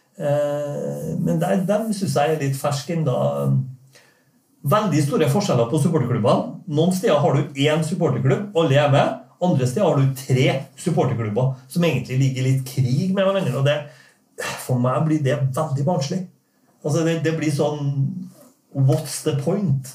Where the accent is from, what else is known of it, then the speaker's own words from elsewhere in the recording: Norway; Jeg er jo norsk